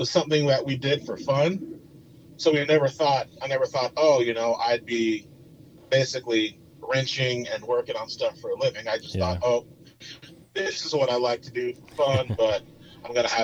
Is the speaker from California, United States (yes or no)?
yes; Temecula, California, United States; moved away as an adult; also born or lived in Upland, California; now in Austin, United States; I grew up in Southern California. So I was born in Upland, technically, because where my parents lived in Temecula, Marietta, didn't have a birthing center